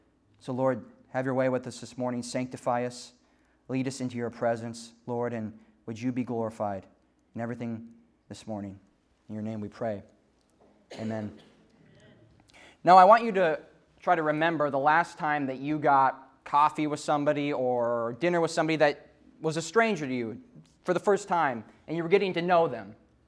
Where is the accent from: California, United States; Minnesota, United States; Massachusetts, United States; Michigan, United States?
Minnesota, United States; also born or lived in Fargo, North Dakota; now in Kansas City, United States; I grew up in Minnesota, West Central Minnesota.